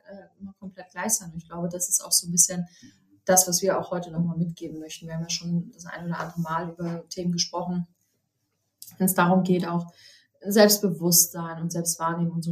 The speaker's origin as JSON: {"language": "German", "country": "Germany", "said": "hier bei uns in Deutschland"}